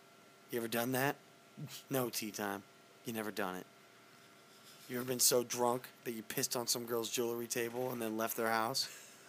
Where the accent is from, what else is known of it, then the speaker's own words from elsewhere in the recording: Missouri, United States; I'm from Missouri, where N stands for something bad.